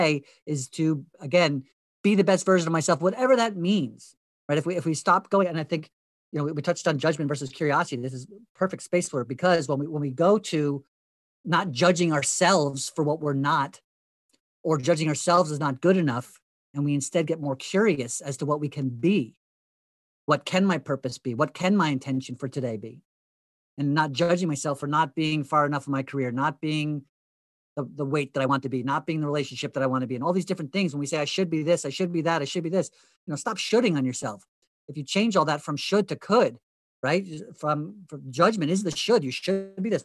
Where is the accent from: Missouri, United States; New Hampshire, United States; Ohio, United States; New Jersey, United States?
New Jersey, United States; Hunterdon County; where I grew up in Hunterdon County, New Jersey